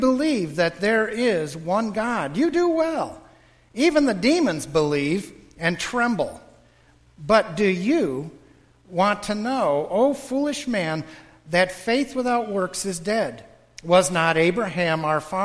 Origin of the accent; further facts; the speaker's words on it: Western New York, United States; now in Wesley Chapel, United States; I'm from Western New York